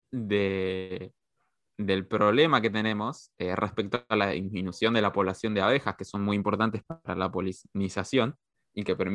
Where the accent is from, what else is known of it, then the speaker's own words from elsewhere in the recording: Chaco, Argentina; No, porque en realidad yo sí soy chaqueño, pero soy chaqueño de otra parte.